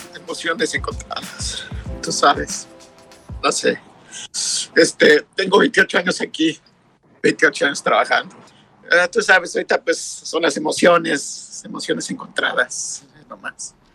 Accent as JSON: {"language": "Spanish", "region": "Mexico City", "country": "Mexico", "moved": "yes", "lives_now": "Santa Ana, United States", "said": "yo soy del DF."}